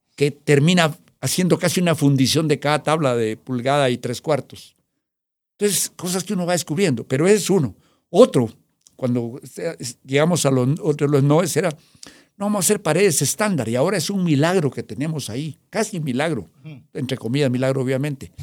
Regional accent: Guatemala; vengo de Guatemala

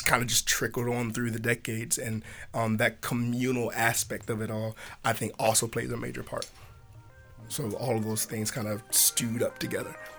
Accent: Hampton, Virginia, United States; now in Richmond, United States; in our hometown back in Tidewater. So he's from Chesapeake, and I'm from Hampton.

